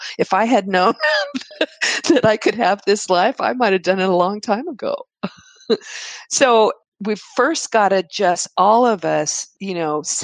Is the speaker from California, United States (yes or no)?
no; Texas, United States; I'm from Texas